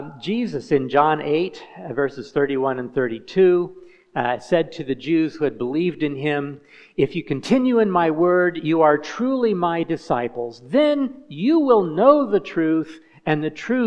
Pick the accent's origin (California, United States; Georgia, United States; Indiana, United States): Indiana, United States; moved away as an adult; now in Kenya; I'm an American. I'm from Hoosierland, from Indiana.